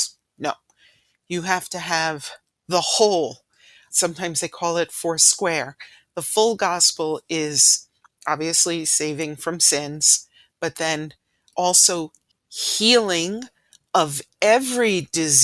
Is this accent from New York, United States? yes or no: yes; New York City, New York, United States; the church I grew up in Ridgewood, New York